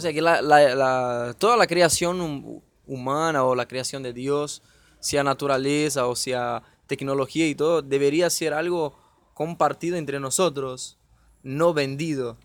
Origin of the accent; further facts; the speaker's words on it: Brazil; now in Argentina; soy de Brasil